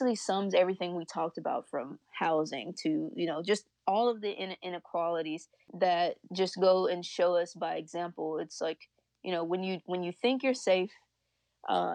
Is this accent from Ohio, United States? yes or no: no; Louisiana, United States; moved away; I grew up in Louisiana